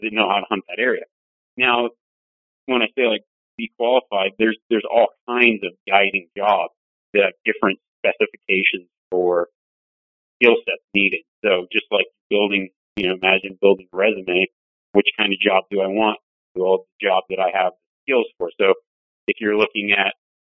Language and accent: English; Nevada, United States; moved away; also born or lived in Montana; I grew up in Nevada, but I started guiding in Montana.